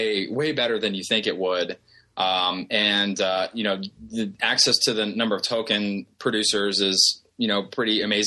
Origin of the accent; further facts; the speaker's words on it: Columbus, Ohio, United States; I work with a company from my hometown. I'm from Columbus, Ohio